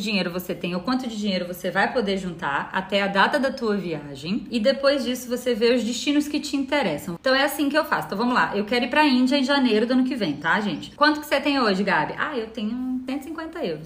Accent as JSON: {"language": "Portuguese", "region": "Bahia", "country": "Brazil", "accent": "Bahian", "moved": "yes", "said": "obviamente pelo meu sotaque, eu sou baiana"}